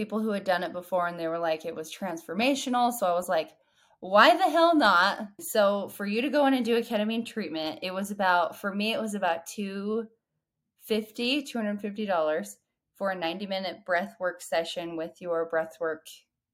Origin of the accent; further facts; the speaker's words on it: Utah, United States; moved away as an adult; also born or lived in Texas; I moved back to my hometown where a lot of things happened. After I had my third baby, here in Utah